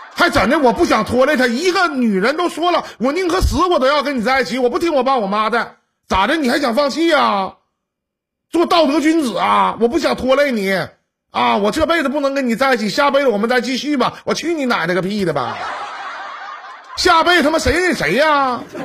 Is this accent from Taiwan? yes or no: no; Northeast China, China; accent: Northeastern (Dongbei); 用我们东北话来讲啊